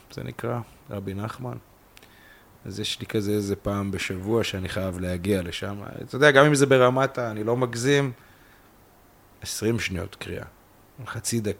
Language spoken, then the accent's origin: Hebrew; Kiryat Gat, Southern District, Israel; moved away as an adult; now in central Israel; אני אמנם חי פה 10-11 שנים במרכז, אבל אני בא מקריית גת ומבית של אימא אה, שלי, אחי, אחותי, דתיים